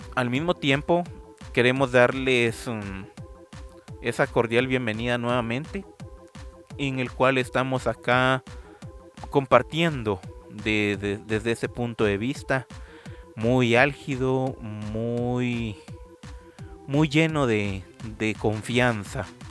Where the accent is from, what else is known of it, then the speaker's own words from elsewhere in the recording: Guatemala; aquí en Guatemala